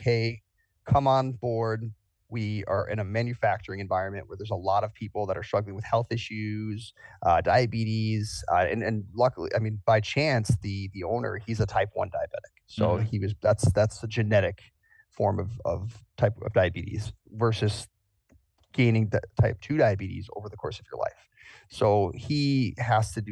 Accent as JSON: {"language": "English", "town": "Milwaukee", "region": "Wisconsin", "country": "United States", "tie": "born or raised there", "moved": "as an adult", "said": "my hometown, Milwaukee"}